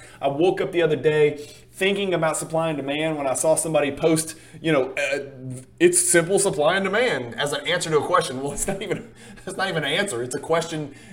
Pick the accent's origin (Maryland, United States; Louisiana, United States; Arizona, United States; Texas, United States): Louisiana, United States; I am from Louisiana